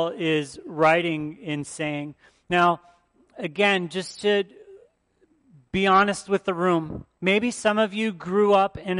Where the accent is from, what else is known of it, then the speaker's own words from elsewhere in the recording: outside of Detroit, Michigan, United States; now in Wisconsin, United States; I grew up outside of Detroit